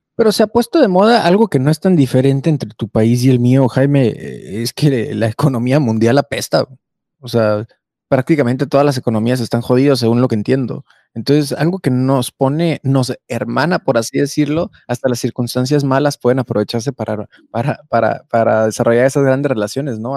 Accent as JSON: {"language": "Spanish", "country": "Mexico", "said": "nos hace muy fuertes a los mexicanos"}